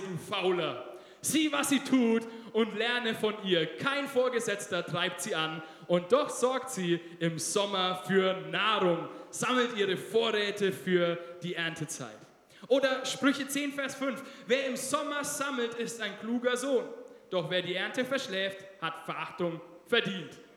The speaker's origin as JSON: {"language": "German", "country": "Germany", "said": "Wir als Deutsche"}